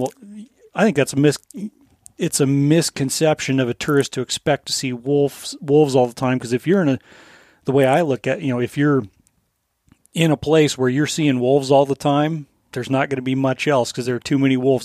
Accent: Colorado, United States; now in Alaska, United States; growing up in Colorado

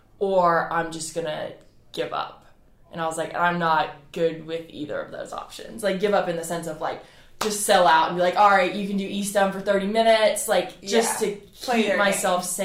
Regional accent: Edisto Island, South Carolina, United States; I grew up on Edison Island

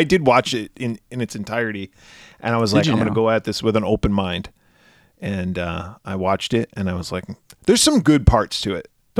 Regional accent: Phoenix, Arizona, United States; I'm from Phoenix. We have McDowell Road.

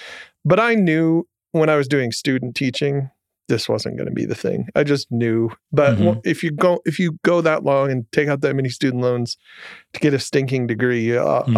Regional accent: Jackson, Michigan, United States; I grew up in Michigan, in okay. Jackson, which is a town very few people know.

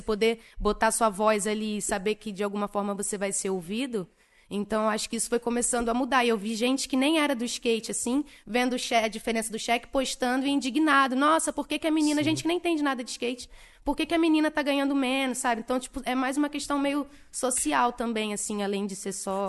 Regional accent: Niterói, Rio de Janeiro, Brazil; Eu sou de Niterói, RJ

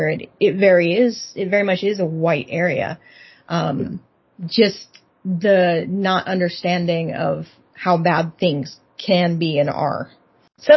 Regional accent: Texas, United States; moved away as an adult; now in Seattle, United States; I grew up in the Bible Belt

